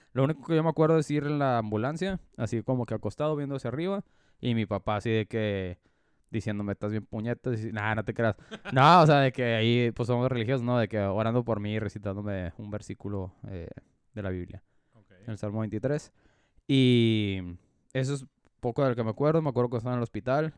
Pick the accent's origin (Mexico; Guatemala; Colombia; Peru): Mexico; ninguno teníamos los papeles en regla como buenos mexicanos